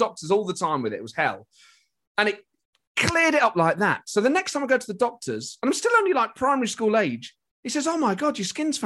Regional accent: Nottingham, East Midlands, United Kingdom; I grew up in Nottingham

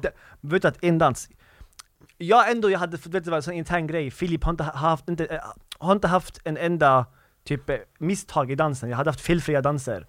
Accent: Skåne, Sweden; accent: Skåne dialect; also born or lived in Gothenburg

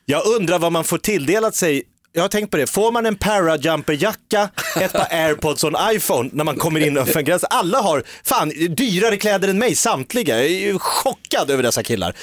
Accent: Järfälla, Stockholm County, Sweden; also born or lived in Nacka; Jag är ju från Sångvägen i Jakobsberg

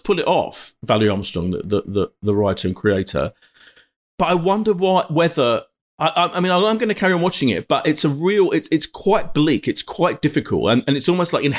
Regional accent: Essex, East of England, United Kingdom; I come from Essex

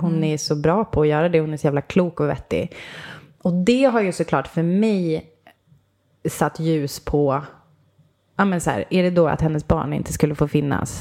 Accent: Umeå, Västerbotten County, Sweden; jag kommer från Umeå

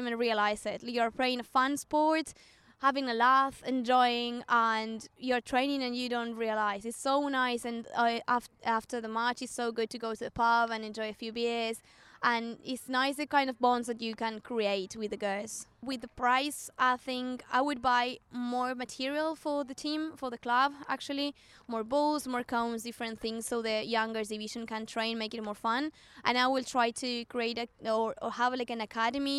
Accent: Argentina; English is a second language; moved away as an adult; now in Waterford, Ireland; I have 28 years old and I'm from Argentina

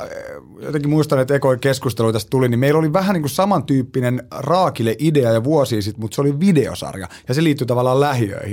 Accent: Southern Finland, Finland; mä oon täältä etelästä kotoisin

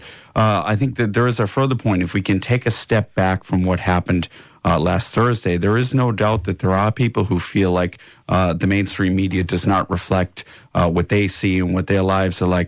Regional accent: United States; now in Ireland; I'm from America

